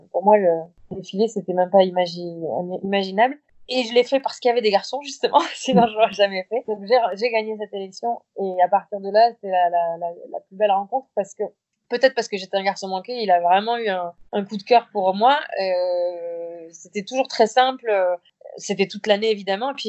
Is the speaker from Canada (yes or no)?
no; Nouvelle-Aquitaine, France; Donc, je suis basque béarnaise